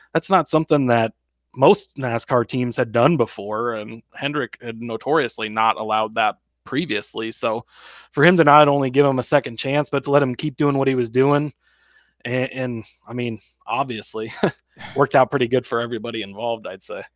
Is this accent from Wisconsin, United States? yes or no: no; Lincoln, Nebraska, United States; I'm from Lincoln, Nebraska